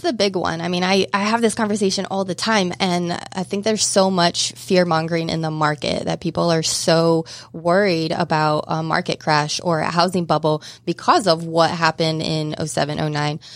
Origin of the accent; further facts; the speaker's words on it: Southeast Kansas, United States; moved away as an adult; now in Atlanta, United States; Grew up in Southeast Kansas